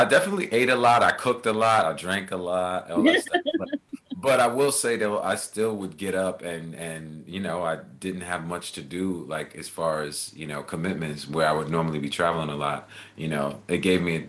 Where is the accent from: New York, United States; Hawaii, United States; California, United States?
New York, United States; Baldwin; moved away as an adult; also born or lived in Manhattan, Kansas / Germany / Jersey City, New Jersey; now in Los Angeles, United States; I grew up in a little place called Baldwin, Long Island